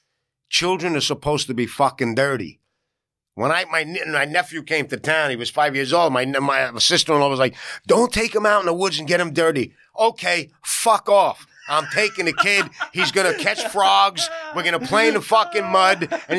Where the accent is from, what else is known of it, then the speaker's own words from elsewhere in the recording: New York City, New York, United States; accent: New York; New Yorker. I didn't just get here from fucking Zimbabwe last week and I moved uptown and I tell people I'm a New Yorker. I'm here 4 generations. You hear this fucking voice? This is a New Yorker.